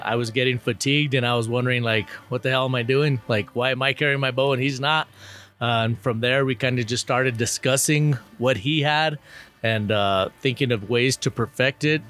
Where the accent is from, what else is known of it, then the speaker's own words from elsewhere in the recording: Albuquerque, New Mexico, United States; I'm from Albuquerque, New Mexico.